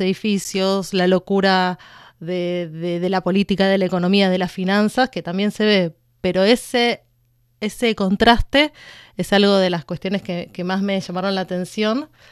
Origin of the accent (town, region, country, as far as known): Buenos Aires, Argentina